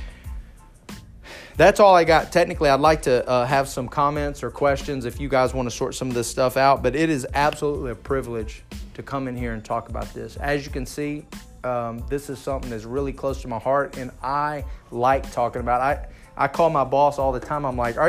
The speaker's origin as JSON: {"language": "English", "region": "Texas", "country": "United States", "said": "I'm from Texas."}